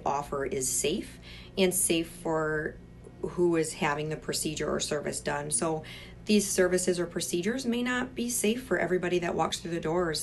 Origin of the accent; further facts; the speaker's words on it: Michigan, United States; I'm originally from Michigan